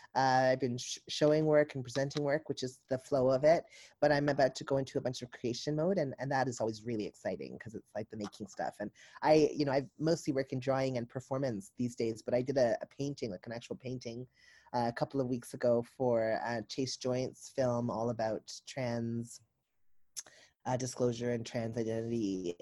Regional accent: the South, United States; I'm from the South

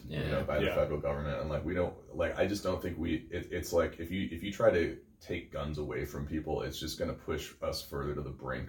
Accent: Chicago, Illinois, United States; Like Chicago. I'm from Chicago.

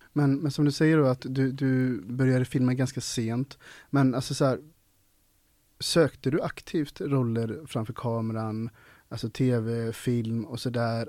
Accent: Ulricehamn, Västra Götaland, Sweden; Jag är uppvuxen i Ulricehamn

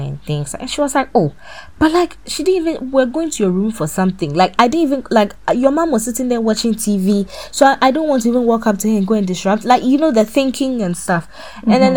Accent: Ghana; as a Ghanaian woman

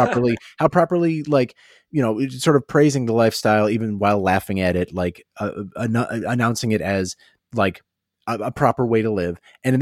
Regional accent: United Kingdom; Like we realize being British is kind of an awful self-loathing existence.

